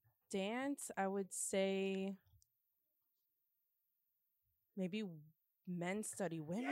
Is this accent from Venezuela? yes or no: no; New York, United States; moved away; I'm from New York, but I live here, obviously.